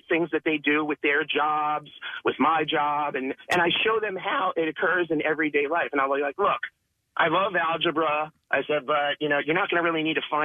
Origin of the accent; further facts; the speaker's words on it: Upper Dublin, Pennsylvania, United States; now in Jamison, United States; I grew up in Upper Dublin. I went to Upper Dublin High School